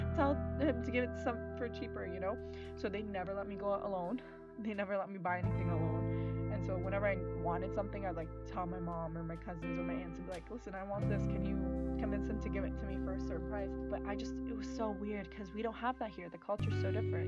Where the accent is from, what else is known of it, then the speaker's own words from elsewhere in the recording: Canada; i'm not from here and then he like he knew i like he knew i was canadian